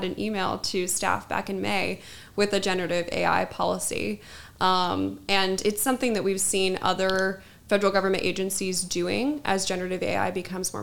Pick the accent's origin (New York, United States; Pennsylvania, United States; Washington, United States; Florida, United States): Washington, United States; Seattle; also born or lived in Las Vegas, Nevada / Phoenix, Arizona; now in Washington, D.C., United States; I'm originally from the West Coast. I'm from Seattle. I went to high school in Las Vegas and I went to college in Phoenix, Arizona.